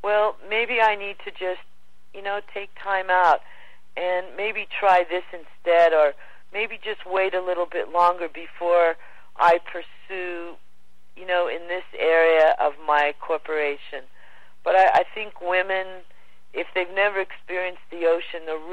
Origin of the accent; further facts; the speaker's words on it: Los Angeles, California, United States; moved away; also born or lived in Hawaii / Australia; I was born and raised in Pacific Palisades, Malibu, California, right on the border there.